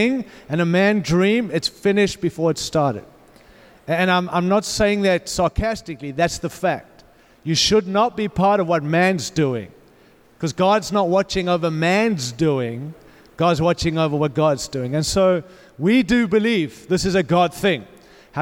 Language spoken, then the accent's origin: English; Australia; accent: Australian; moved away as an adult; also born or lived in Africa / California; now in Denver, United States; I was born in Africa, raised in Australia, lived in California